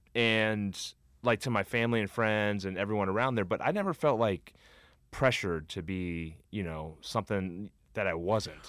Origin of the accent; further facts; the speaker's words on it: Cincinnati, Ohio, United States; I grew up in Cincinnati, huge Reds fan